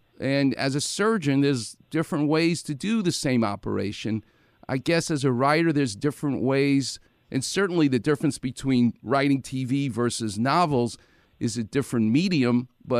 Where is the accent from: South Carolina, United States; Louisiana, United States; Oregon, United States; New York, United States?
New York, United States; As a New Yorker